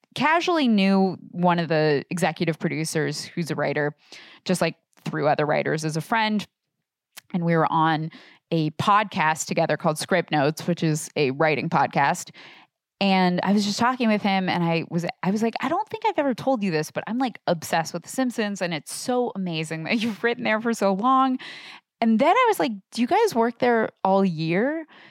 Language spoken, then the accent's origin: English; Portland, Oregon, United States; I grew up in Portland, Oregon